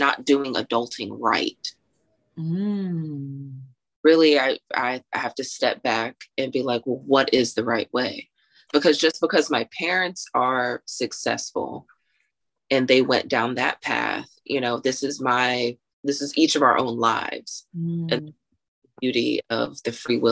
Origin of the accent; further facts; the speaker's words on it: Texas, United States; I'm from Texas